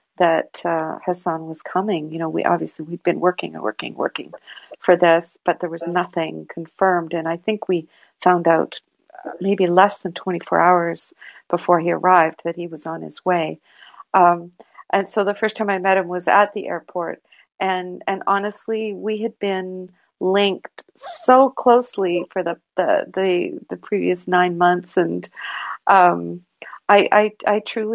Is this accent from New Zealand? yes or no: no; Canada; it struck me, you know, not as a Canadian, not as, you know, anyone that cares about human rights, it struck me as a mother.